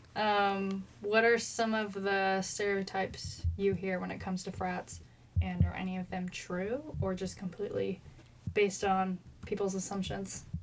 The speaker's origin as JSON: {"language": "English", "town": "Eugene", "region": "Oregon", "country": "United States", "said": "I'm from Eugene"}